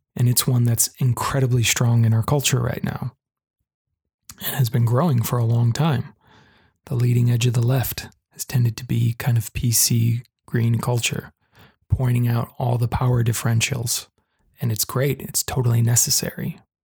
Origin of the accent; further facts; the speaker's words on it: United States; here in the US, my home country